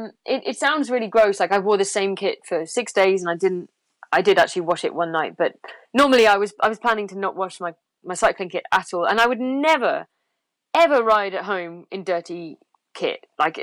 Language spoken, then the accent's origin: English; England, United Kingdom; yeah, for me, it's crisps because I'm English.